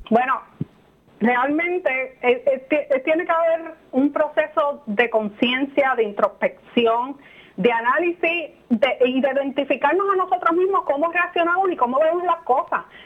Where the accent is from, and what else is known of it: Puerto Rico